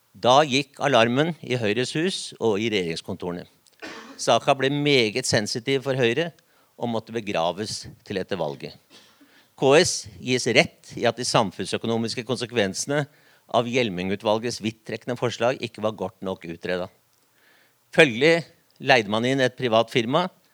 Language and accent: Norwegian; Oslo, Norway; now in Vestfold, Norway; Heidi Nordby Lunde og jeg vi har én ting felles. Vi er fra Oslo. Men jeg har flytta til Vestfold.